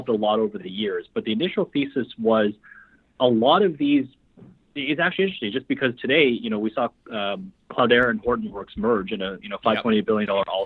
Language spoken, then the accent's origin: English; Vancouver, British Columbia, Canada; moved away as an adult; also born or lived in Shanghai, China; now in Toronto, Canada; Shanghai born, raised in Vancouver